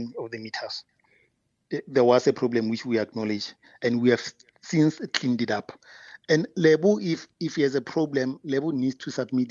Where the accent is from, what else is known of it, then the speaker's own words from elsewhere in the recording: Pretoria, Gauteng, South Africa; I'm also from Tshwane. You know, my parents are also in Mabopane